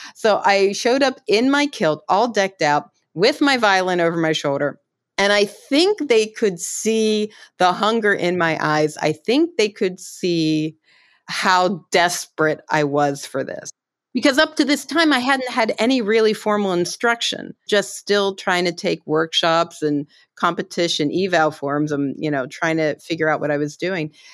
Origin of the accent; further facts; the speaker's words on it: Pittsburgh, Pennsylvania, United States; I grew up in Pittsburgh